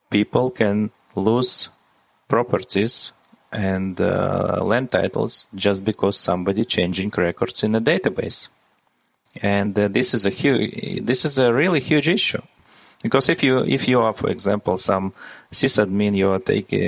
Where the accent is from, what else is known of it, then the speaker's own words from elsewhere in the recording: Latvia; I was born in Latvia